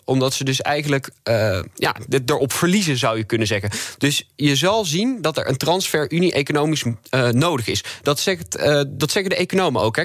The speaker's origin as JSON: {"language": "Dutch", "region": "North Brabant", "country": "Netherlands", "also_born_or_lived": "Leiden", "said": "ik ben zelf ook katholiek opgevoed. Trouwens, ik kom gewoon uit Brabant"}